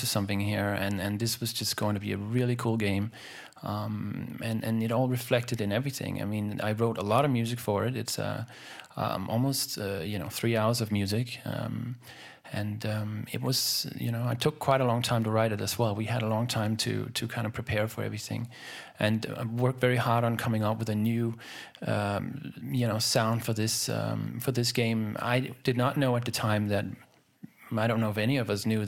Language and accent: English; Denmark; I'm from Denmark.